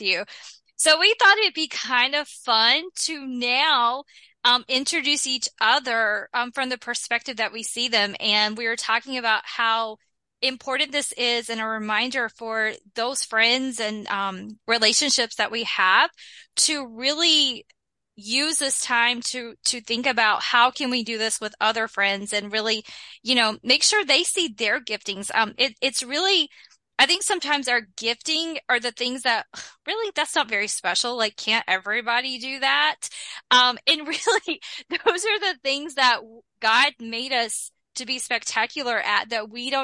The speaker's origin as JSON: {"language": "English", "region": "North Carolina", "country": "United States", "said": "I am from North Carolina"}